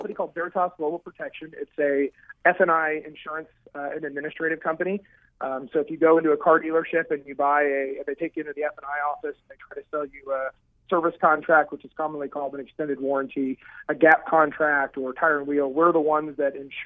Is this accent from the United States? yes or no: yes; Kansas City, United States; moved away as an adult; now in Arizona, United States; I'm born and raised in Kansas City